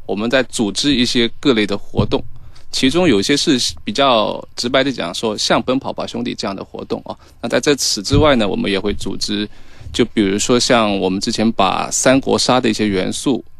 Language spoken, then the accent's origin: Chinese; Wenzhou, Zhejiang, China; moved away as an adult; also born or lived in Shanghai; 回老家，回我老家温州，在那边去那个休养嘛